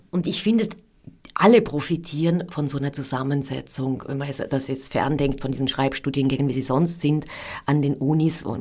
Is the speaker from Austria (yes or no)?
yes; Upper Austria, Austria; born there; Ich bin gebürtige Innviertlerin und im Innviertel hat jedes Haus einen Namen.